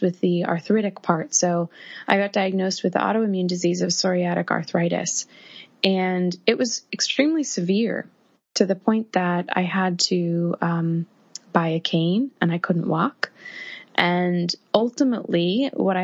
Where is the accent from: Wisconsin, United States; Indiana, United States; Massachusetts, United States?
Massachusetts, United States; moved away as an adult; now in New York City, United States; I live in New York City, and I'm originally from Massachusetts